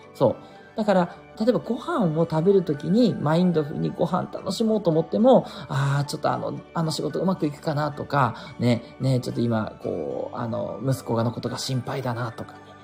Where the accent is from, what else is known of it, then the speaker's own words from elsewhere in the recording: Japan; 国日本に生まれてる